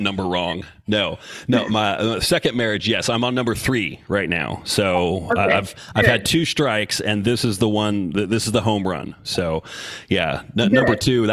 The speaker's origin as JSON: {"language": "English", "town": "Salem", "region": "Oregon", "country": "United States", "tie": "born or raised there", "also_born_or_lived": "Asheville, North Carolina", "moved": "yes", "lives_now": "Knoxville, United States", "said": "I was born in Salem General Hospital in Salem, Oregon in 1977"}